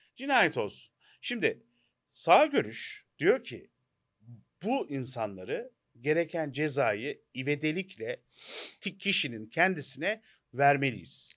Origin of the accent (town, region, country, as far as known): Turkey